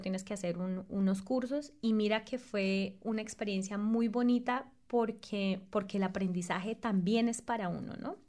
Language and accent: Spanish; Sogamoso, Boyacá, Colombia; moved away as an adult; la región de donde vengo, Boyacá, es particularmente conocida por su agricultura